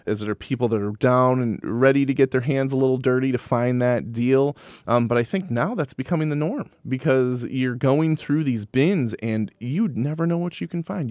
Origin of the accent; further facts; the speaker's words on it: Madison, Wisconsin, United States; also born or lived in Sun Prairie, Wisconsin; I am born and raised in Madison, Wisconsin